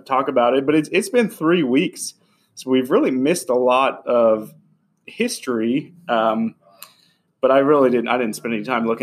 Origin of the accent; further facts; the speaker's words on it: Ohio, United States; now in Kentucky, United States; I grew up in Ohio, actually not too far from here, but my kids are Kentuckians.